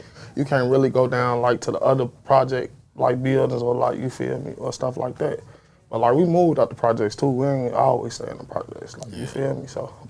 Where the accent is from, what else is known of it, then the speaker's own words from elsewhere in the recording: Chicago, Illinois, United States; From the South Side of Chicago.